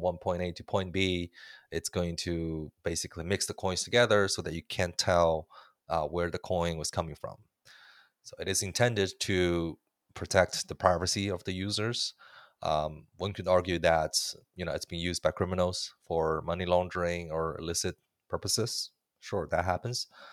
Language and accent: English; Canada; as a Canadian man